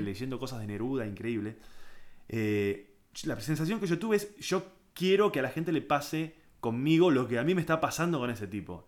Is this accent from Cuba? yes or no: no; San Isidro, Buenos Aires Province, Argentina; yo me crié en San Isidro, rugby, eh, colegio de eh, doble escolaridad, inglés, zona norte